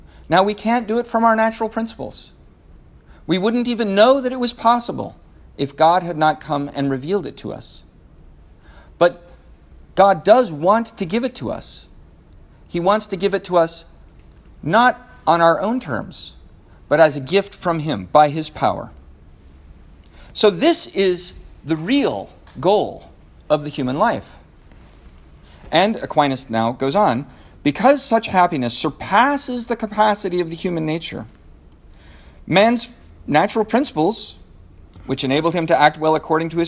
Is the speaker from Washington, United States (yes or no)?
yes; Seattle, Washington, United States; I'm from Seattle